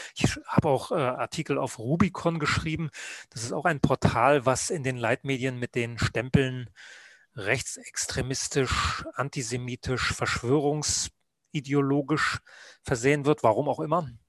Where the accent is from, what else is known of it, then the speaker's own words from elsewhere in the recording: Rügen, Mecklenburg-Vorpommern, Germany; also born or lived in Leipzig; now in Munich, Germany; ich bin Rüganer, also auf der Insel Rügen geboren, habe dann in der DDR Journalist werden wollen